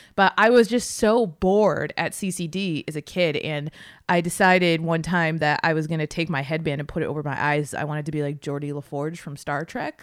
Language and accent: English; South Ridge, Massachusetts, United States; moved away as an adult; I grew up in South Ridge, Massachusetts.